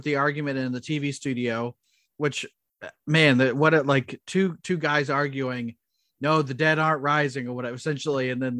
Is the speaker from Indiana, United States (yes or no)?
yes; Indiana, United States; We're both from Indiana